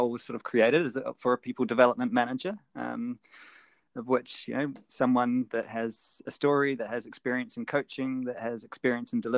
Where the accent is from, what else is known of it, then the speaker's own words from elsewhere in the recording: New Zealand; moved away as an adult; growing up in New Zealand